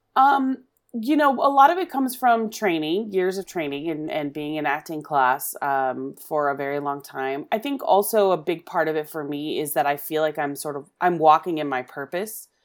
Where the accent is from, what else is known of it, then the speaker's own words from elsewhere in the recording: Oklahoma, United States; moved away; I'm originally from Oklahoma, and I, my family always watched the Carol Burnett show, uh, when I was growing up